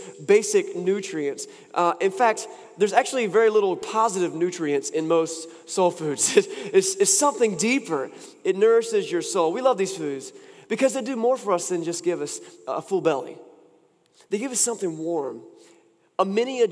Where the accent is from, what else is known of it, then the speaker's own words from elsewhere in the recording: Wilson, North Carolina, United States; moved away; I was in my hometown and I got to take part in a time-honored event for anyone who's from Wilson, North Carolina